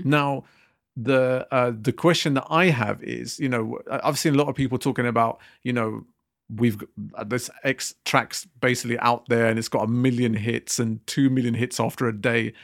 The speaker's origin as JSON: {"language": "English", "area": "Southall", "region": "London", "country": "United Kingdom", "said": "I come from South Hill"}